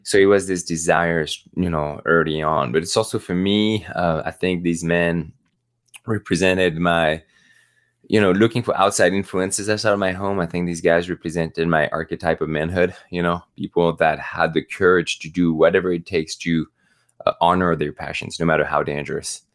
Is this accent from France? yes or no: yes; the Alps, France; moved away; also born or lived in Normandy, France; growing up in the Alps